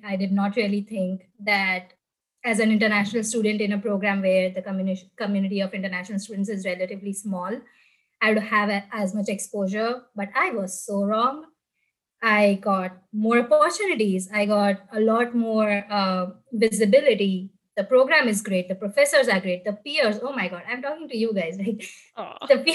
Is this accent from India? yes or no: yes; Gujarat, India; moved away as an adult; now in United States; I'm from India, specifically from Gujarat in India. Back home, I used to work in marketing